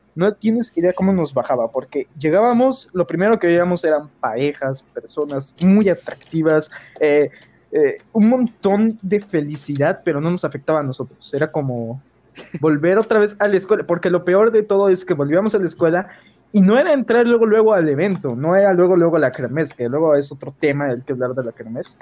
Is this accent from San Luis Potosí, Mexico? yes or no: yes; San Luis Potosí, Mexico; soy de San Luis Potosí, México